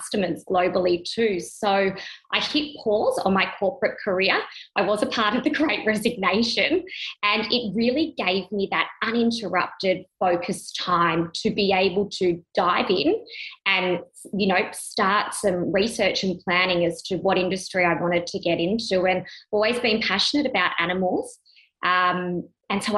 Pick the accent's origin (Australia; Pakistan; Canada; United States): Australia; Melbourne, Victoria; moved away as an adult; now in Sydney, Australia; I'm from Sydney, Australia, originally born in Melbourne. Have been living in Sydney for the last 5 years.